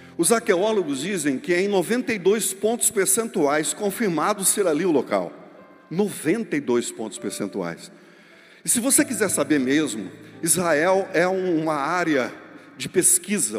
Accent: Brazil

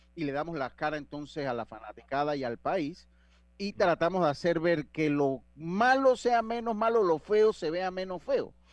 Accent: Panama; yo soy de Panamá

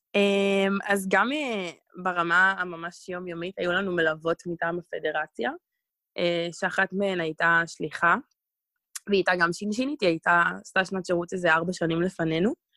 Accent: Israel; אני ממש ישראלית, וזה הזהות שלי בעיקר

